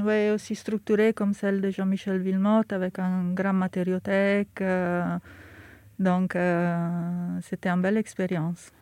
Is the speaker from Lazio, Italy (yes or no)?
no; Milan, Lombardy, Italy; French is a second language; moved away as an adult; now in Paris, France; j'ai grandi à Milan